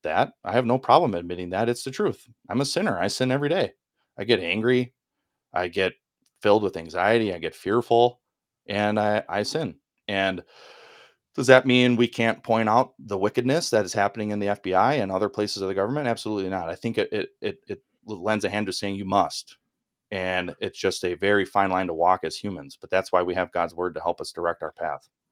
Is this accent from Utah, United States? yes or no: no; Milwaukee, Wisconsin, United States; accent: northerner; I grew up in the Milwaukee, Wisconsin area, not too far from the airport